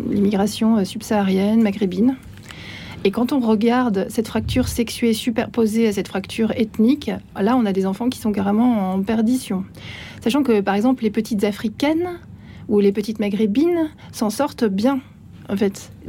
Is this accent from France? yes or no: no; Switzerland; Moi, j'ai une autre nationalité. Hein, je suis suissesse aussi.